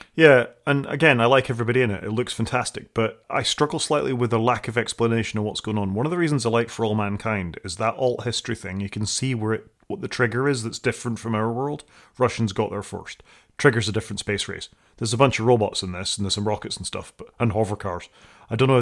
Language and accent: English; United Kingdom; I'm British